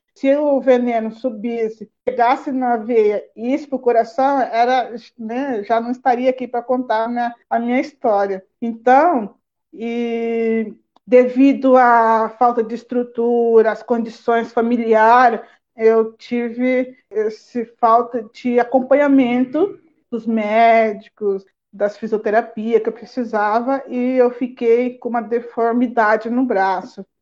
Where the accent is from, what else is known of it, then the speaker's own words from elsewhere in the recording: Mato Grosso do Sul, Brazil; now in Campinas, Brazil; sou indígena lá do Mato Grosso do Sul, da aldeia Teré. Estou residindo hoje em Campinas